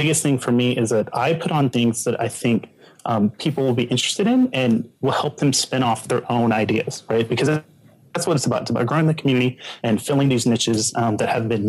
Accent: Denton, Texas, United States; I am from Denton, which is north of Dallas

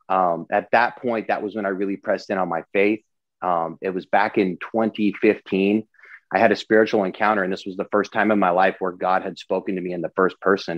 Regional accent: Eastern Washington State, United States; moved away as an adult; also born or lived in Los Angeles; I grew up in Eastern Washington State in a really small town of less than a thousand

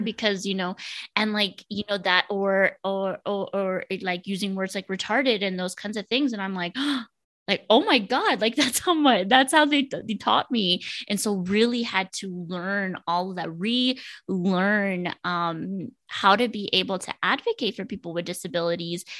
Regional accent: Laredo, Texas, United States; moved away as an adult; also born or lived in Denton, Texas; now in Dallas, United States; I am from Laredo, Texas, so right on the border of Mexico. I lived most of my life with my grandparents

